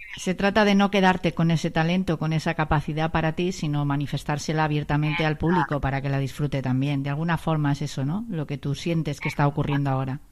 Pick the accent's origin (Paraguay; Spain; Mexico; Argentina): Spain; Los españoles también somos así